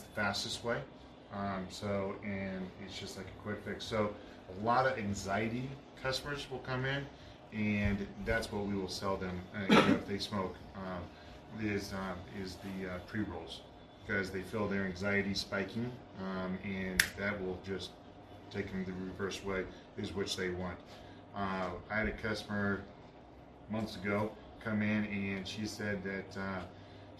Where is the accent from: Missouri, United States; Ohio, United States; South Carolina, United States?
Missouri, United States; now in Casper, United States; I'm from Missouri